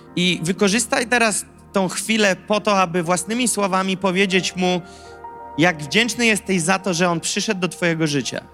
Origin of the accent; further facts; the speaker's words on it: Gołdap, Warmian-Masurian Voivodeship, Poland; moved away as an adult; now in Warsaw, Poland; ja jestem z Gołdapi, Warmia i Mazury, piękne miasteczko, ikona turystyki w Polsce. E, I słuchajcie, tam się wychowywałem.